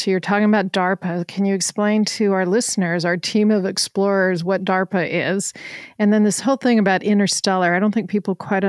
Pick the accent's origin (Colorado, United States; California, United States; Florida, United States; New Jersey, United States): Colorado, United States; I'm from Colorado